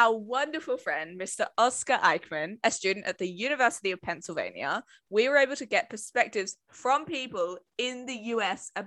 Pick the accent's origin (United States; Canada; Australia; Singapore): Australia; we're Australian